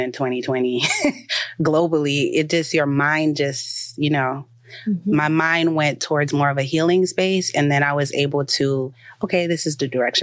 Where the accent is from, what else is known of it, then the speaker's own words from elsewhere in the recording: Haiti; moved away; also born or lived in Port-au-Prince, Haiti; I grew up in Lagunav, Haiti, which was like very stereotypical, like the hut type of living